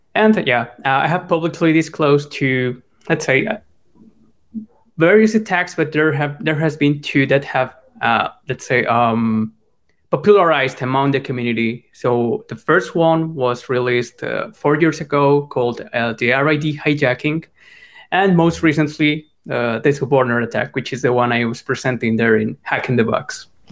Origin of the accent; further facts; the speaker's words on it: Colombia; I'm from Colombia. I come from a middle class home there